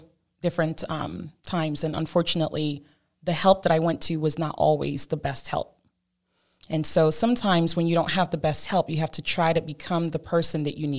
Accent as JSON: {"language": "English", "country": "Cameroon", "tie": "born or raised there", "said": "Well, I'm originally from Cameroon, West Africa. I was born there to a lovely family, huge family."}